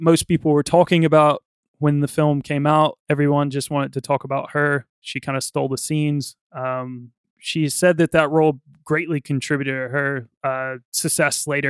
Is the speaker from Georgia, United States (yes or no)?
no; Virginia, United States; Virginia, my home state